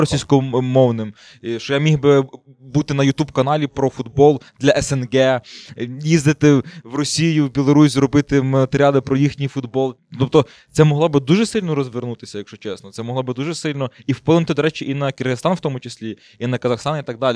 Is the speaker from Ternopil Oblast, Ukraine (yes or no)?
yes; Ternopil Oblast, Ukraine; moved away as an adult; also born or lived in Kyiv; Я сам з Тернопільської області